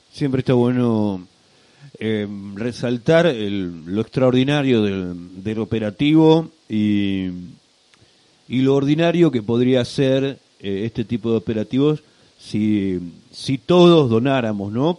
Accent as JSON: {"language": "Spanish", "town": "Rada Tilly", "region": "Chubut", "country": "Argentina", "said": "somos gente de Radatili haciendo radio para Radatili"}